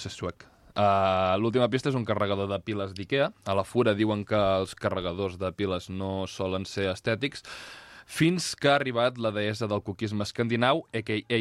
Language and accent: Catalan; Catalonia, Spain; com a català